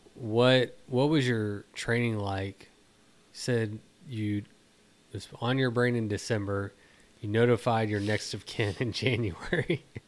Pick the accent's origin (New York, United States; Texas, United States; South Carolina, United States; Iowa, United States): Texas, United States; being a Texan